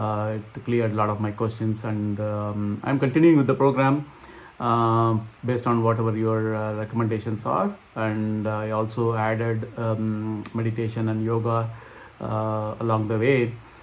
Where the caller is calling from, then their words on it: Philadelphia, Pennsylvania, United States; I'm calling from Philadelphia, Pennsylvania in US.